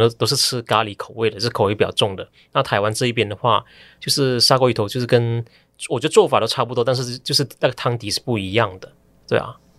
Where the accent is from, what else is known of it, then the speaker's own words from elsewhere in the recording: West Malaysia, Malaysia; now in Taiwan; 像我家乡里面有，就是西马这边的福州人的食物